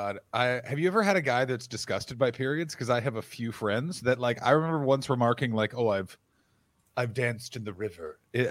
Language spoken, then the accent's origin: English; Canada; This is why being Canadian is.